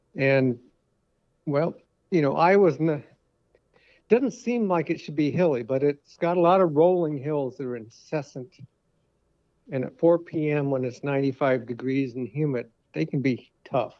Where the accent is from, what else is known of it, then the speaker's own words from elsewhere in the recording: Connecticut, United States; now in Waukee, United States; I've been here many years now, but I grew up in Connecticut